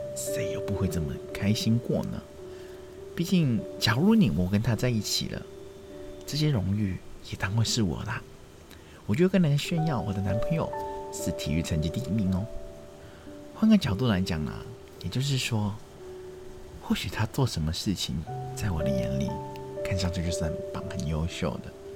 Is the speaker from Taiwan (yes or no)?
no; Hong Kong; 我们香港人都会叫它“暴龙歌”嘛